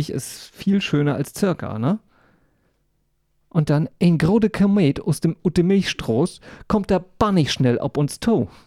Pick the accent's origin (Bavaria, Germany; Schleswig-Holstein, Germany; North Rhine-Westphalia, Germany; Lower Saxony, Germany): Schleswig-Holstein, Germany; ich bin ja nun in der plattdeutschen Ecke aufgewachsen in Nordfriesland und habe aber nie plattdeutsch gesprochen, wirklich.